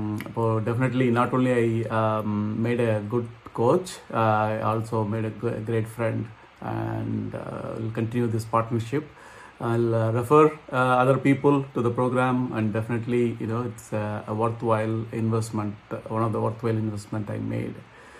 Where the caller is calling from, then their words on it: Philadelphia, Pennsylvania, United States; I'm calling from Philadelphia, Pennsylvania in US.